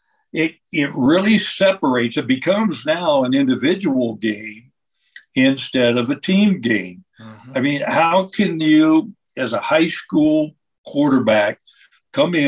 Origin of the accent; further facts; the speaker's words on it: Lancaster, Ohio, United States; I came from Lancaster.